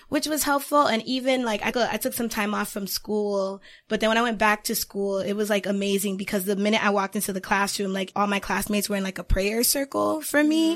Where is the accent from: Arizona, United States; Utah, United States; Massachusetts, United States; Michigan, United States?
Massachusetts, United States; Boston; I am from the Boston area.